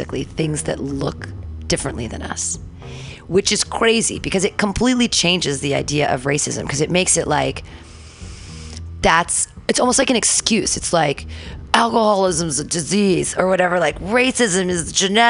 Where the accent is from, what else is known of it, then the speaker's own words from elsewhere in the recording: Danville, California, United States; I grew up in Danville